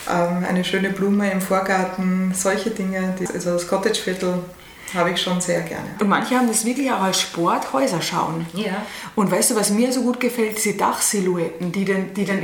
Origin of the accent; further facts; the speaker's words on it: Vienna, Austria; Ja, ich habe lange überlegt, weil ich bin ja wirklich an der Grenze aufgewachsen zwischen 18 und 19.